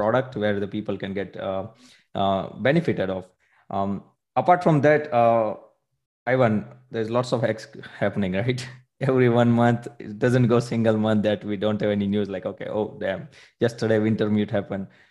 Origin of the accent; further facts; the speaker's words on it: India; now in Munich, Germany; I am basically from India